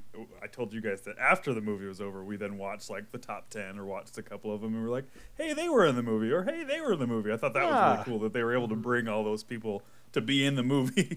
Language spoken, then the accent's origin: English; United States; And I'm the American yokel that has never heard of it.